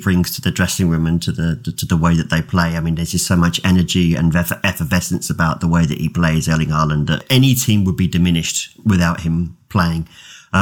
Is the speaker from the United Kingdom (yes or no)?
yes; England, United Kingdom; I'm English